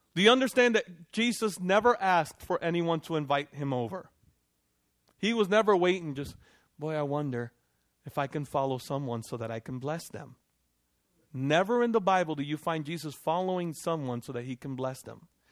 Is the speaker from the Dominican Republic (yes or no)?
yes; Dominican Republic; moved away; I'm from Dominican Republic